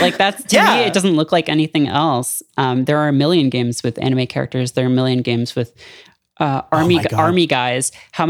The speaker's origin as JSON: {"language": "English", "country": "Canada", "said": "I'm Canadian, so I'm allowed to say this."}